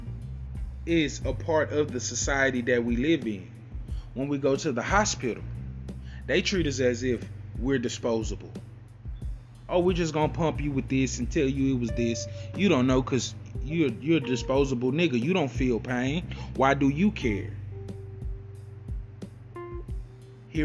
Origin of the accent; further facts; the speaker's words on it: United States; Us that have been here for generations, for 300 to 400 years, we don't have a country to go back to. This is our country